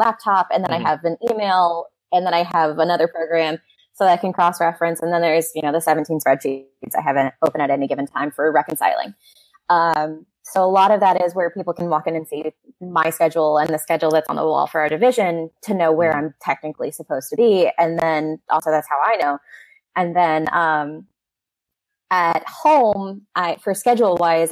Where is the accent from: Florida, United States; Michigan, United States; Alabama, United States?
Florida, United States; St. Augustine; It's my hometown, so I have a really big connection to it. And I love to talk about it because I grew up around it